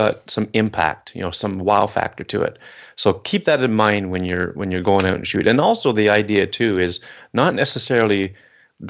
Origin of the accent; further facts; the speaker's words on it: Canada; in my hometown, we have a harbor, and there's a grain elevators where the grain boats come